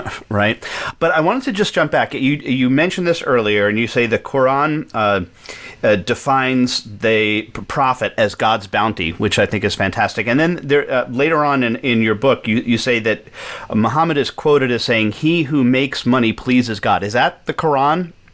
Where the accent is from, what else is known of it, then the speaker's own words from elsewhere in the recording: New York, United States; I grew up in New York